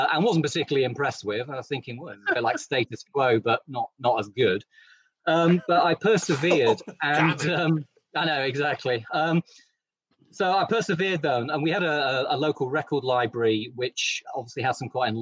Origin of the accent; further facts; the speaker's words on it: East Midlands, United Kingdom; I'm from the East Midlands, and so heavy metal is in my blood